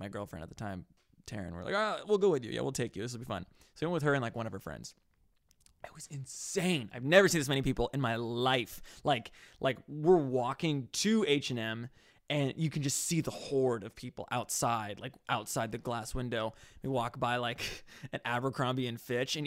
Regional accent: Orange County, California, United States; growing up in Orange County

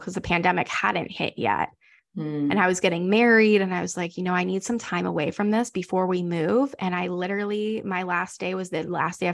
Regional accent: North Carolina, United States; moved away as an adult; now in Houston, United States; we're from North Carolina and we moved here

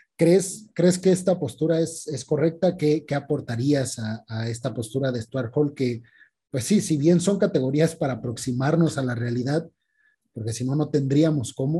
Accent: Mexico; como mexicanos

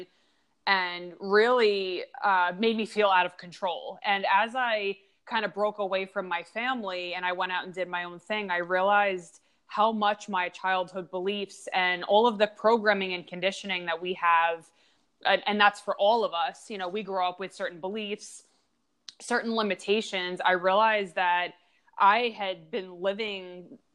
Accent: Long Island, New York, United States; I grew up in Long Island

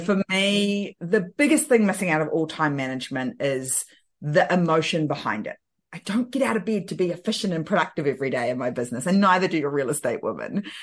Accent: New Zealand; I'm from New Zealand and I live in the beautiful Bay of Islands

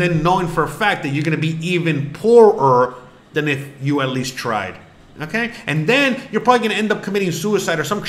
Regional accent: Florida, United States; I'm from Florida

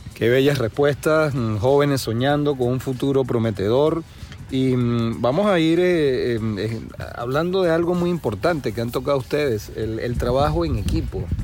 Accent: Margarita Island, Nueva Esparta, Venezuela; moved away; los que venimos de Venezuela pues especialmente de la isla de Margarita

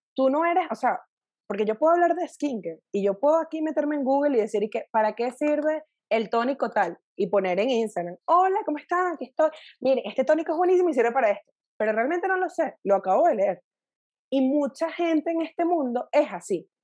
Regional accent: Valencia, Carabobo, Venezuela; moved away as an adult; also born or lived in Caracas, Venezuela; now in Mexico City, Mexico; yo soy valenciana de nacimiento, o sea, crecí

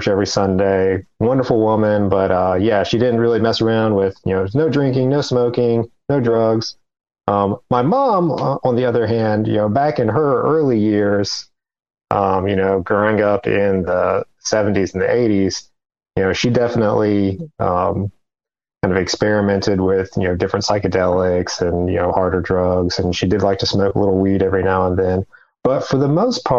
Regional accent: Pocahontas, Virginia, United States; I grew up in a tiny little town about a mile and a half from the West Virginia border called Pocahontas, Virginia

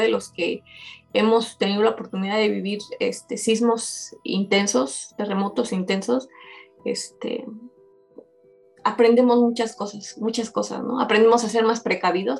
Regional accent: Mexico City, Mexico; como mexicanos, como este, coloquialmente nos dicen en, México los chilangos

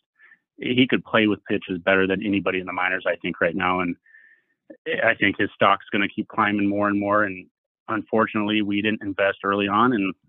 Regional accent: California, United States; moved away; I'm coming from California, moving to the Midwest.

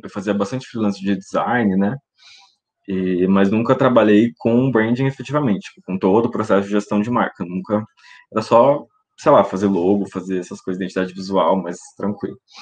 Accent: Maringá, Paraná, Brazil; also born or lived in Londrina; E eu sou de Maringá, no Paraná, moro aqui no caso, nasci em Londrina, mas moro em Maringá

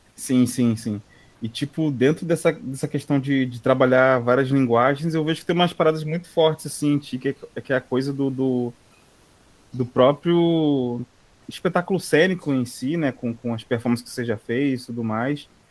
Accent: Brazil; como brasileiro, assim, da nossa ancestralidade

